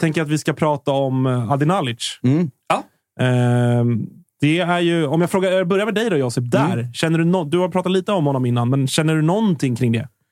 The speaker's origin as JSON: {"language": "Swedish", "town": "Stockholm", "region": "Stockholm County", "country": "Sweden", "tie": "born or raised there", "said": "Jag är ju från västerort, så, att, mm. så här, mm. Bromma är ju min, det är mina hemtrakter"}